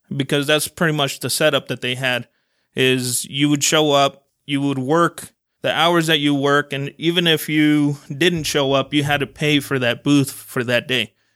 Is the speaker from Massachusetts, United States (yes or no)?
no; Salt Lake City, Utah, United States; also born or lived in Guadalajara, Mexico; my parents ended up coming to Salt Lake. Uh, my dad had a job already set up here, so we a-, all ended up coming over here 'cause of that. And we pretty much grew up in the Glendale area